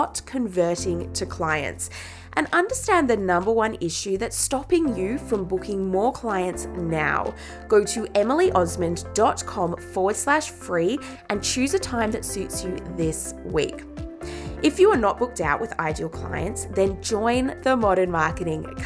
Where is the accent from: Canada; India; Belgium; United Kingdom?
United Kingdom; England; now in Australia; where I grew up in England